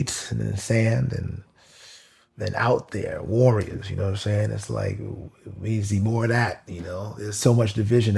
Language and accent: English; New York, United States; I'm from New York. So, like, being from New York